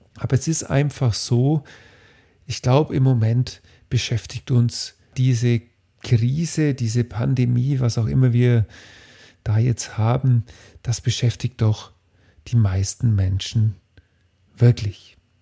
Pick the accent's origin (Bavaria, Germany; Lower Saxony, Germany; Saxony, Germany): Bavaria, Germany; Bei uns in Bayern